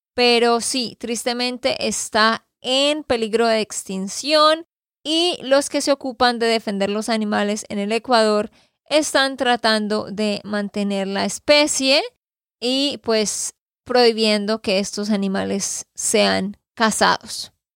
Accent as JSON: {"language": "Spanish", "region": "Santander", "country": "Colombia", "said": "de Santander, Colombia"}